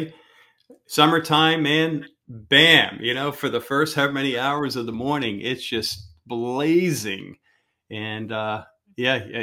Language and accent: English; Pennsylvania, United States; moved away as an adult; now in Florida, United States; We're from Pennsylvania and we moved down here in 2016